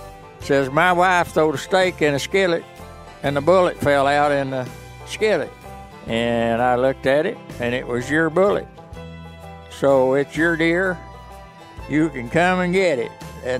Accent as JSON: {"language": "English", "region": "Arkansas", "country": "United States", "tie": "born or raised there", "said": "I was born and raised in the Boston Mountains."}